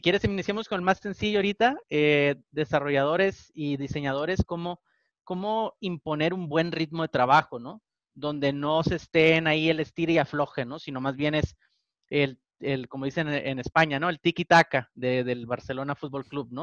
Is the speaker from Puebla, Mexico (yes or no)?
no; Tijuana, Baja California, Mexico; soy de Tijuana, entonces yo me aviento los Spanglish aquí